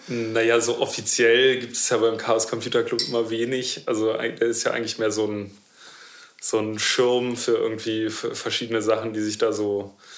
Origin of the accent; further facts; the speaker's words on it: Berlin, Germany; ich bin Berliner.